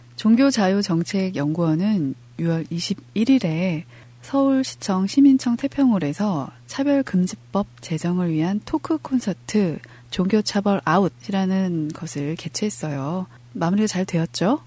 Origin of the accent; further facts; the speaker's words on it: Incheon, South Korea; 인천교구 정말 인천 사람으로서